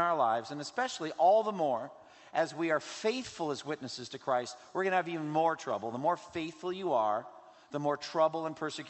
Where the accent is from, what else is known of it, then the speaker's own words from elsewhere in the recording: Massachusetts, United States; from Massachusetts, my home state